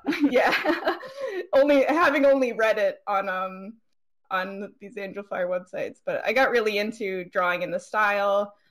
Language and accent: English; East Coast, United States; I'm a cosplayer from the East Coast.